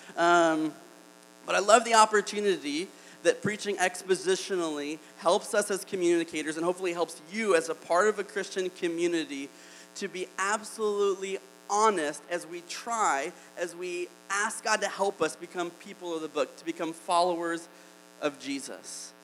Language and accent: English; Alabama, United States; I'm from Alabama